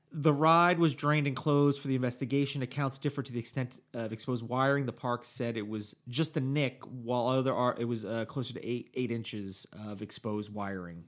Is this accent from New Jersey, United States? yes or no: yes; New Jersey, United States; moved away; my home state of New Jersey